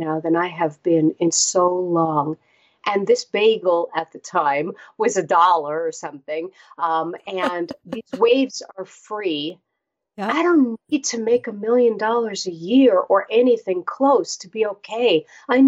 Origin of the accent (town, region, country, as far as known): New York City, New York, United States; born or raised there